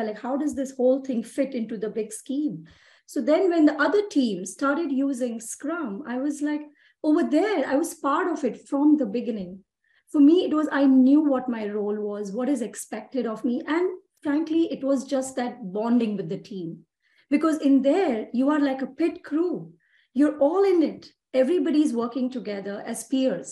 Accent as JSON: {"language": "English", "town": "Mumbai", "region": "Maharashtra", "country": "India", "tie": "born or raised there", "moved": "as an adult", "lives_now": "Texas, United States", "said": "I'm from Mumbai, India. And I'm born and raised in India"}